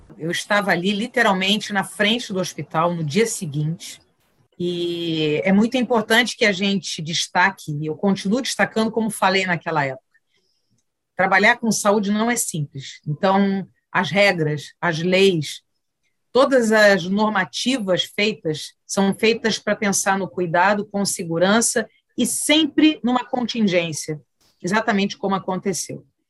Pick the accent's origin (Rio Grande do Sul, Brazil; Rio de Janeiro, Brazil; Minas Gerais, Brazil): Rio de Janeiro, Brazil; Nascida e criada em Cascadura, subúrbio do Rio